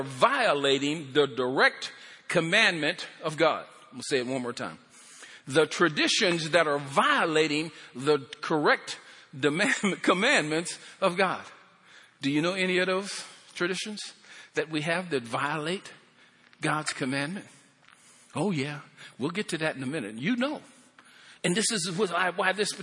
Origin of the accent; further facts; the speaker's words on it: Pennsylvania, United States; moved away; I'm from Pennsylvania.